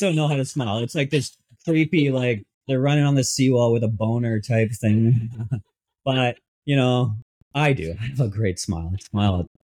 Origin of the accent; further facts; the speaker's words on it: Ontario, Canada; moved away as an adult; now in Vancouver, Canada; I'm I'm from Ontario. I've been here many years